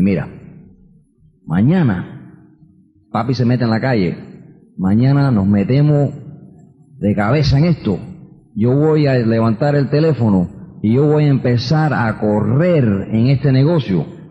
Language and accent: Spanish; New York, United States; also born or lived in Queens, New York; Y nací en Queens, New York, es donde yo nací. Y me crié en el Bronx. Yo soy neoyorquino